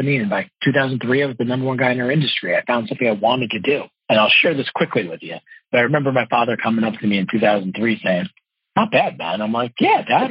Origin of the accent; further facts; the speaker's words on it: Parsippany, New Jersey, United States; now in Washington Crossing, United States; I grew up actually in Parsippany, New Jersey